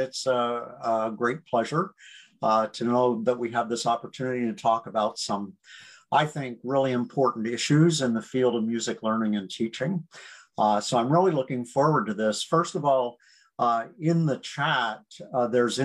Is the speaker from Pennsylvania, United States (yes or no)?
yes; near Gettysburg, South Central Pennsylvania, United States; moved away; also born or lived in New York / Michigan; I grew up in South Central Pennsylvania, near Gettysburg, Pennsylvania